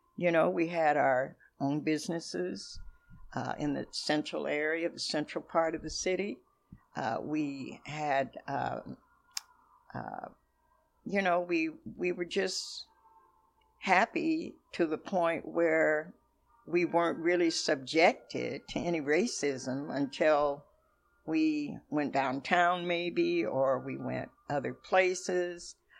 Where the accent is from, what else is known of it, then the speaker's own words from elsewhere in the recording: Seattle, Washington, United States; now in Renton, United States; I was born and raised here in Seattle, Washington